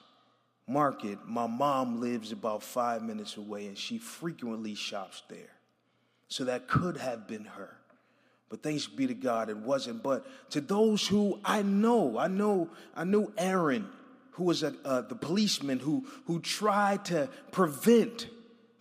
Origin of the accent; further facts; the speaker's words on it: Buffalo, New York, United States; moved away; I'm from Buffalo, New York, so I'm a little used to the cold